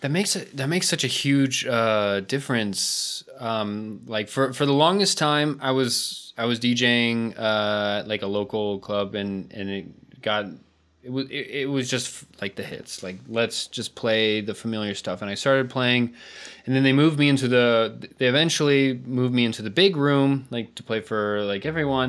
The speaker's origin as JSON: {"language": "English", "country": "United States", "moved": "as an adult", "lives_now": "Madrid, Spain", "said": "I'm from the States"}